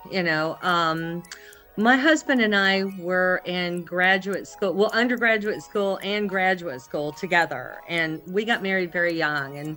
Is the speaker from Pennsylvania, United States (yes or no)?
no; Alabama, United States; Alabama, United States. And we were raised, I think, um, I, I really feel lucky.